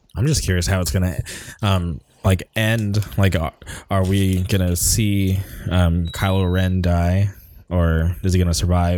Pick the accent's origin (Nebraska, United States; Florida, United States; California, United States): California, United States; Palm Springs; moved away as an adult; also born or lived in Orange County; when I grew up in Palm Springs